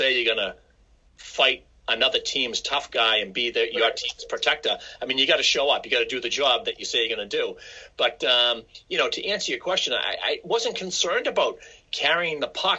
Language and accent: English; Quincy, Massachusetts, United States; I grew up in Quincy, Massachusetts, which is a city just south of Boston